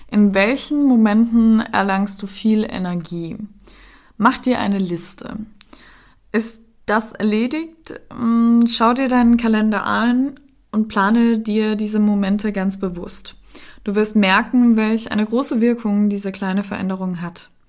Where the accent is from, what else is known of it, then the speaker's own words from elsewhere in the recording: Cologne, North Rhine-Westphalia, Germany; dann die Familie von meinem ähm, Freund wohnt in der Nähe von Hamburg, dann dies und dann das und wir sind ja aus Köln und dadurch waren wir halt viel unterwegs.